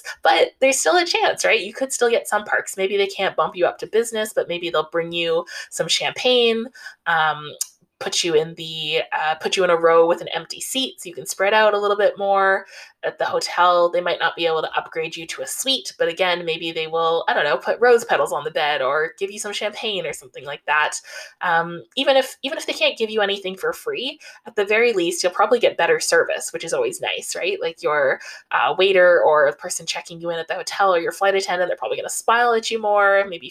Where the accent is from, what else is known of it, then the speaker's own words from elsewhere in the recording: Canada; I'm Canadian